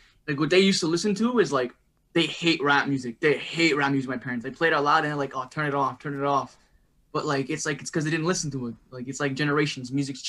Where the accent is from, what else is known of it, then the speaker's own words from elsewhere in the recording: Longueuil, Quebec, Canada; first language English; also born or lived in Montreal; Well, I'm from Quebec, like Montreal. I'm born in Montreal, but I grew up in Griffo Park, or Longueuil, if any of you guys know where that is. Griffo Park.